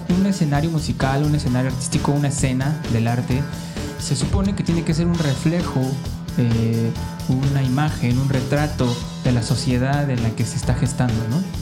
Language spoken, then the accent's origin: Spanish; Cancún, Quintana Roo, Mexico; somos de Cancún